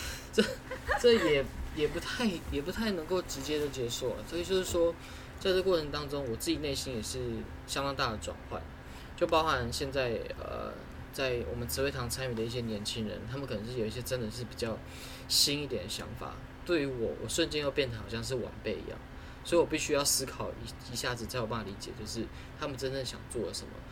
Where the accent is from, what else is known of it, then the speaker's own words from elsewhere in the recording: Taoyuan, Taiwan; 我家里的长辈，我的阿妈，然后他是在我们桃园一间呃慈惠堂，然后在做呃一个信仰，然后是一间公庙